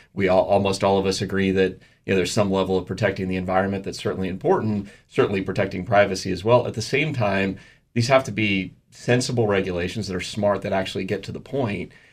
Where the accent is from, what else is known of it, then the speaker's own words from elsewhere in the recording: United States; as an American and as an American businessman